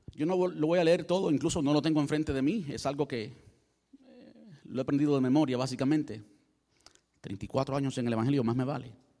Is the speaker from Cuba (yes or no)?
yes; Cuba; Yo soy cubano